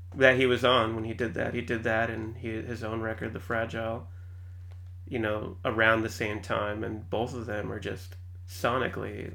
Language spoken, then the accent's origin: English; San Antonio, Texas, United States; moved away as an adult; also born or lived in Austin, United States; now in Seattle, United States; I grew up in San Antonio